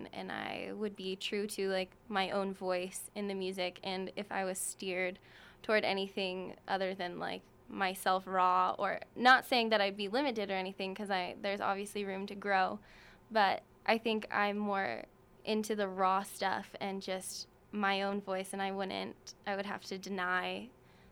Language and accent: English; Manhattan Beach, California, United States; moved away as an adult; also born or lived in Laguna Niguel, California / Mapleton, Utah; now in Salt Lake City, United States; I'm from Manhattan Beach, California.